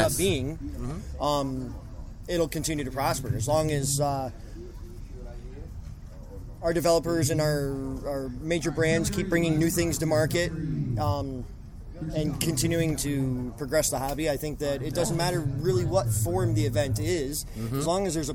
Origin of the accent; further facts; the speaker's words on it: Elmira, New York, United States; I'm from New York